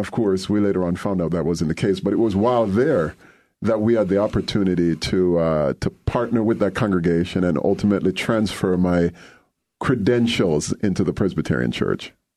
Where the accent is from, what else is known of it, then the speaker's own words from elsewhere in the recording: Jamaica; moved away as an adult; also born or lived in Durham, North Carolina; now in Evanston, United States; growing up in Jamaica, I was very involved with Jamaica Youth for Christ